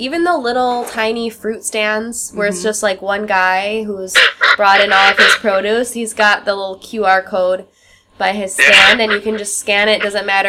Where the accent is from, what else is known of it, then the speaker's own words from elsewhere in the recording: Wisconsin, United States; moved away as an adult; now in China; I'm from Wisconsin, also similar, I think, landscape to yours in terms of, like, I'm from a small town